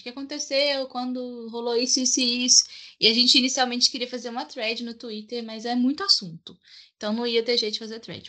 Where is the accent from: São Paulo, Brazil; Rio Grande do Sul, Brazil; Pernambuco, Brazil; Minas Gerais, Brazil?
Minas Gerais, Brazil; Tenho 25 anos e sou de Minas